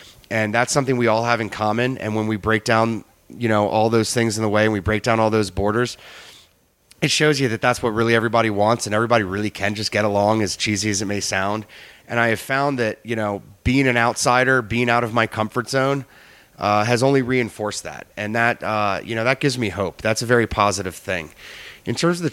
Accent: United States; moved away; I'm from the Chesapeake Bay

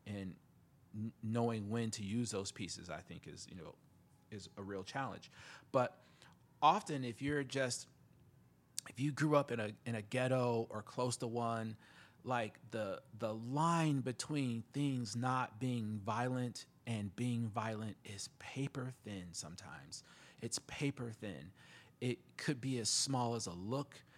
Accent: South Bend, Indiana, United States; I'm from the Midwest, you know, South Bend, Indiana

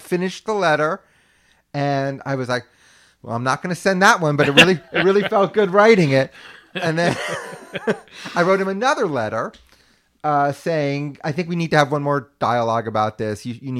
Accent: New York, United States; I was an only child. Yeah. I grew up in New York.

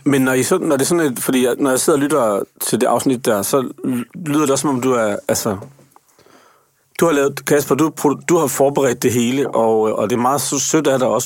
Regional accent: Aarhus, Central Denmark Region, Denmark; jeg er født i Aarhus

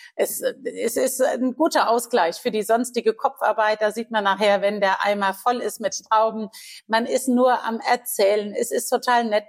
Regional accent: Guldental, Rhineland-Palatinate, Germany; Ich bin ja groß geworden im Weingut ja. Äh, in Guldenthal.

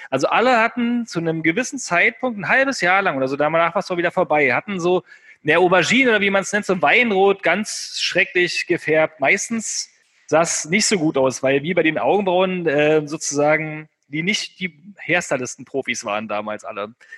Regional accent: the North, Northern Germany, Germany; bei uns im Norden.

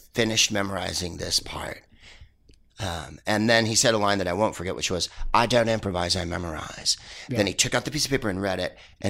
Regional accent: Bay Area, California, United States; I grew up in the Bay Area

